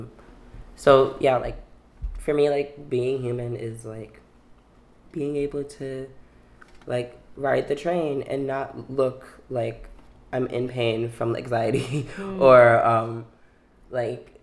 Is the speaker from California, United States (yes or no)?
no; New York City, New York, United States; also born or lived in Manhattan; I was born in Manhattan on the Upper West Side and raised in Brooklyn.